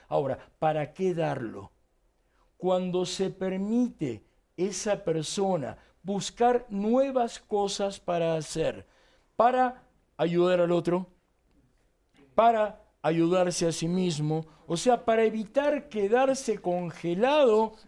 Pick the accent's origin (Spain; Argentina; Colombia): Argentina; accent: Argentine; moved away as an adult; now in Mexico; yo soy nacido en Argentina